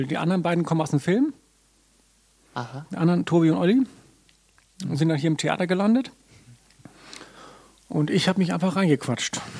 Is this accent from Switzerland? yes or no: no; Reykjavik, Capital Region, Iceland; Ich bin geboren und aufgewachsen in Reykjavik.